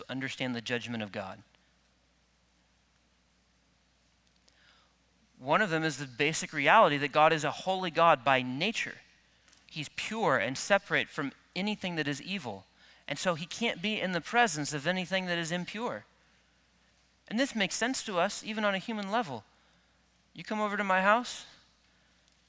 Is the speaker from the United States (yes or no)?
yes; Midwest, United States; I grew up in the Midwest where wheat fields are pretty common